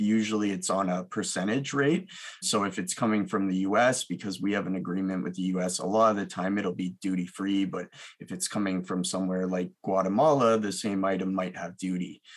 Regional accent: Milton, Ontario, Canada; also born or lived in Mississauga, Ontario; I uh, grew up between Milton, Ontario and Mississauga

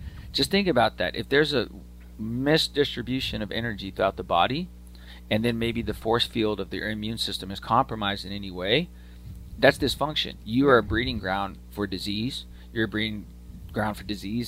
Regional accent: Austin, Texas, United States; I grew up in Austin

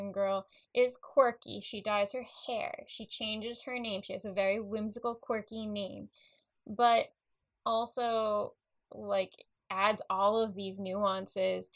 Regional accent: Long Island, New York, United States; growing up on Long Island, just because like I lived in an apartment

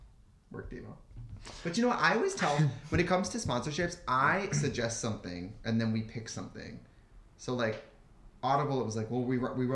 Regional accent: Midwest, United States; When I'm from the Midwest

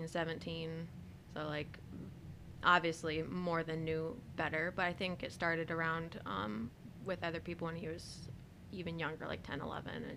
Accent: Lansing, Michigan, United States; also born or lived in Pensacola / North Dakota; I was raised here in Lansing

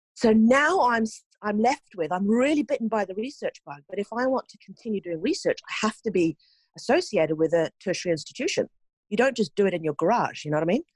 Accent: Norway; moved away as an adult; also born or lived in New Zealand; I grew up in Norway

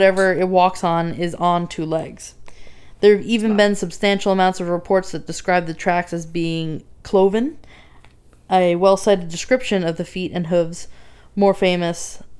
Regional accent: Northern New Jersey, United States; So I'm from Northern Jersey

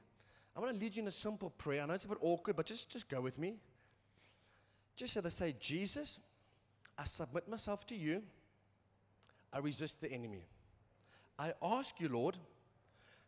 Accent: England, United Kingdom; I'm English

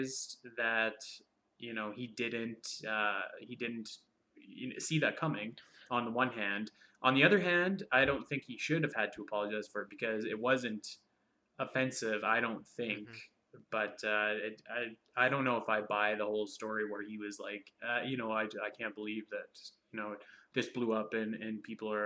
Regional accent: Canada; as a Canadian

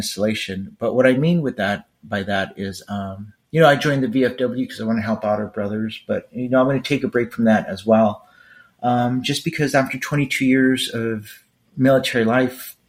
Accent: Los Angeles, California, United States; moved away; Growing up in East Los Angeles

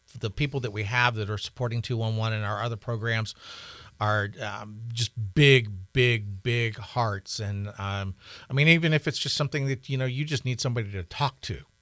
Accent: the South, United States; now in Montana, United States; I grew up in the South

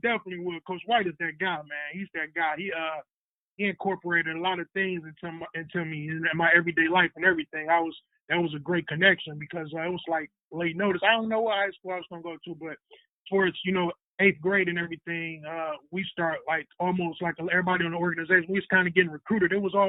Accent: Syracuse, New York, United States; because I grew up on Syracuse, on some out of Syracuse, and there was a court right there.

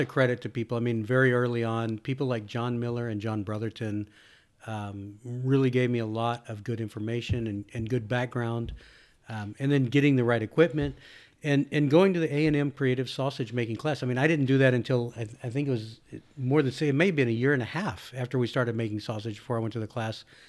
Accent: Texas, United States; I born and raised in Texas

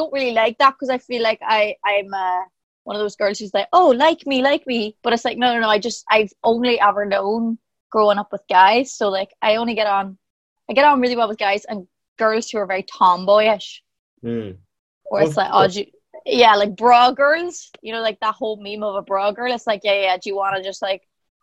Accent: Ireland

